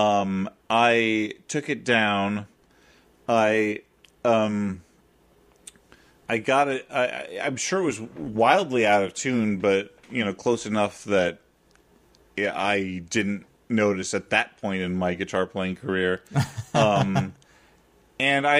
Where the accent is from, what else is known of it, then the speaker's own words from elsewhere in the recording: Central Illinois, United States; now in New York, United States; in my house growing up in Central Illinois